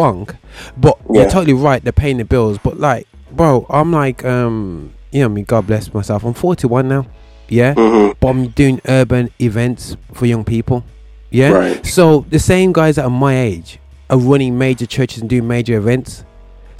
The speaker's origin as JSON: {"language": "English", "town": "Birmingham", "region": "West Midlands", "country": "United Kingdom", "tie": "born or raised there", "said": "over here in my hometown, Birmingham"}